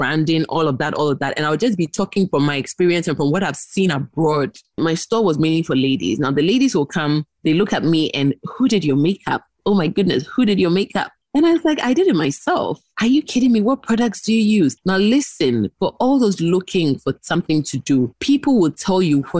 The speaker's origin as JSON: {"language": "English", "country": "Ghana", "said": "I'm from Ghana, so I'm using the name of my country."}